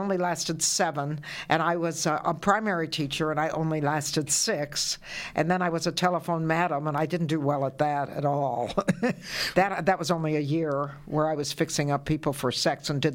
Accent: United States; I'm from the States

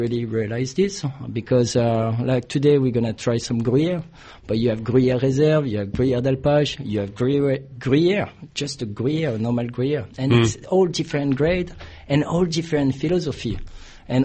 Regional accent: Ventimiglia, Liguria, Italy; English is a second language; also born or lived in France; now in Australia; Often I was sleeping in Italy and living in France. Basically, I'm from the border of France and Italy.

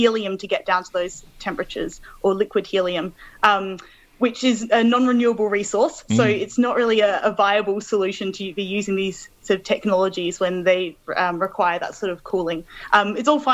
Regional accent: Adelaide, South Australia, Australia; moved away as an adult; also born or lived in Melbourne, Australia; now in Manchester, United Kingdom; I'm originally from Adelaide, so I grew up there

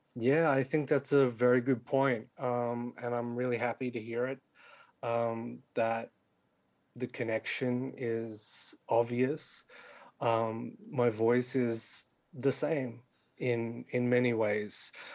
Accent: Sydney, New South Wales, Australia; was born and raised in Western Sydney like me

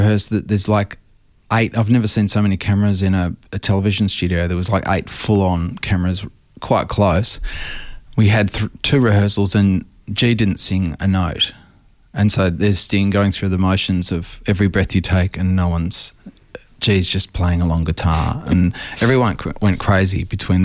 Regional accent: Melbourne, Victoria, Australia; I grew up down in Sandringham

